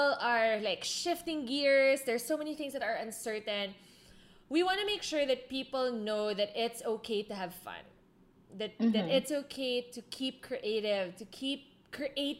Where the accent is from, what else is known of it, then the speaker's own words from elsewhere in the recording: Philippines; moved away; I'm from the Philippines